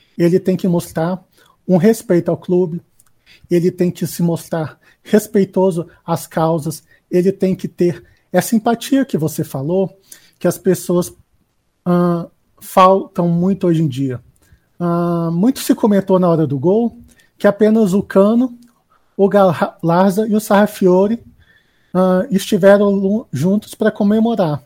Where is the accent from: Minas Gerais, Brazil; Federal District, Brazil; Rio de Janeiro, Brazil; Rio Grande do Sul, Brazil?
Federal District, Brazil; Brasília; eu sou de Brasília